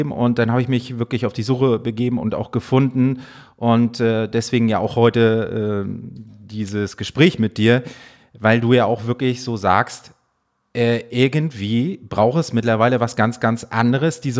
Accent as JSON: {"language": "German", "town": "Schwerin", "region": "Mecklenburg-Vorpommern", "country": "Germany", "tie": "born or raised there", "said": "ich bin auch im Osten groß geworden, Mecklenburg-Vorpommern in Schwerin."}